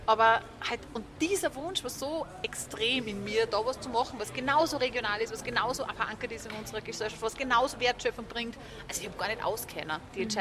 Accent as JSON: {"language": "German", "country": "Austria", "said": "die wir als Österreicher und Österreicherinnen kennen."}